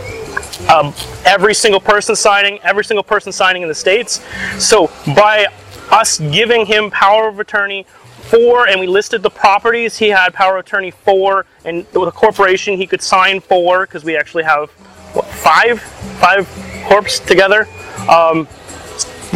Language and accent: English; Canada; as Canadians